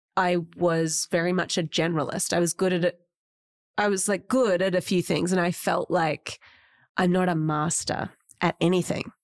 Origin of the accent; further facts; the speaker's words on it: Australia; as Australians